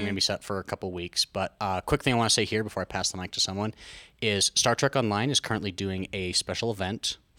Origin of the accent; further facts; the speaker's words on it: Cache Valley, Utah, United States; I'm from Utah's Forehead, Cache Valley